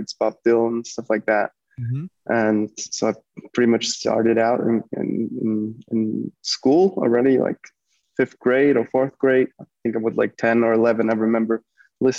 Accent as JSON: {"language": "English", "town": "Stuttgart", "region": "Baden-Württemberg", "country": "Germany", "tie": "born or raised there", "said": "I was born and raised in Stuttgart, in Germany."}